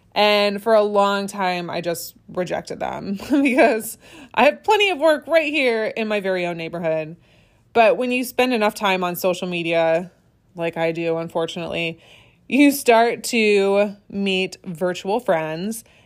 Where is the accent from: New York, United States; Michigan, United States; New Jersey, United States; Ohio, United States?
Michigan, United States; I first started my small business in my home state of Michigan